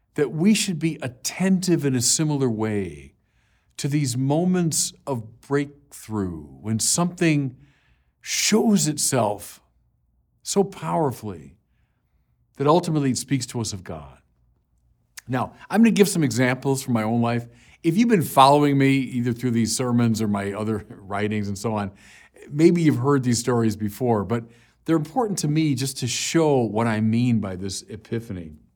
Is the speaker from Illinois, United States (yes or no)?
yes; Chicago, Illinois, United States; I was from Chicago